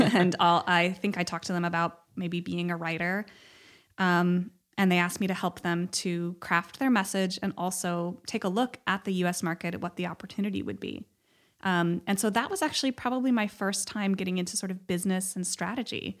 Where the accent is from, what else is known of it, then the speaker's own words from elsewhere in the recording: Cleveland, Ohio, United States; also born or lived in Los Angeles, California; now in Bay Area, United States; I'm from Cleveland, but I have a lot of family